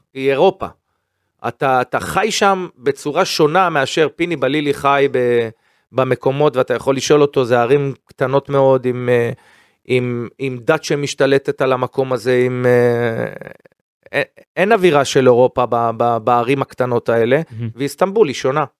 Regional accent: Israel; קודם כל אני ישראלי, קודם כל אני יהודי

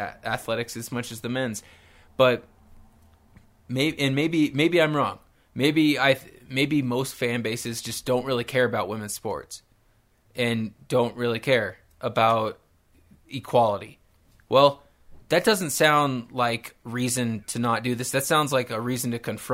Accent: Nebraska, United States; I come from Nebraska

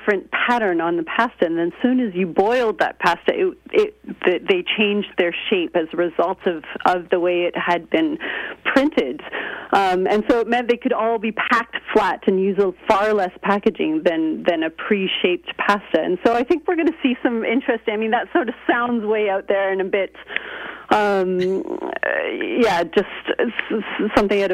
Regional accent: Canada; moved away as an adult; now in United Kingdom; I'm Canadian, and I go back and forth between Canada and Britain

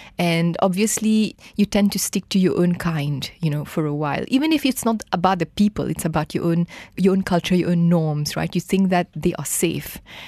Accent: Mauritius; moved away as an adult; now in Kuala Lumpur, Malaysia; I'm from Mauritius.

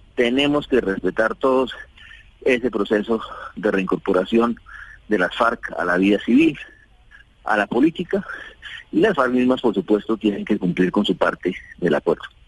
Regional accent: Colombia; como colombianos

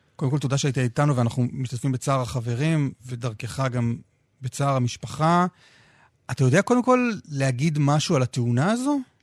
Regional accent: Jerusalem, Jerusalem District, Israel; אני כילד ירושלמי גדלתי עם, ה... עם המיתוס הזה שירושלים היא מרכז המדינה.

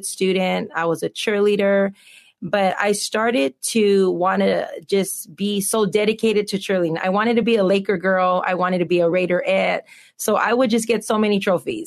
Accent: Montebello, California, United States; also born or lived in East Los Angeles; I was born in East Los Angeles, and I grew up in Montebello.

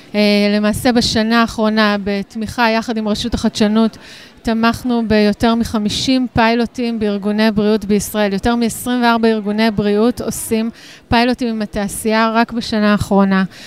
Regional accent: Israel; אנחנו ישראלים, אנחנו מדינה קטנה

